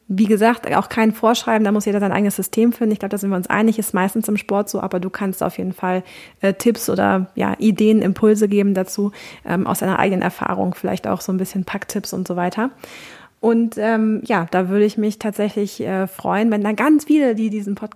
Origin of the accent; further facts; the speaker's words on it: Cologne, North Rhine-Westphalia, Germany; also born or lived in Ruhr; Ich muss sagen, ich komme aus Köln und äh, ich bin im Ruhrpott, habe ich sieben Jahre gewohnt, deswegen ich nach Hause so ein bisschen.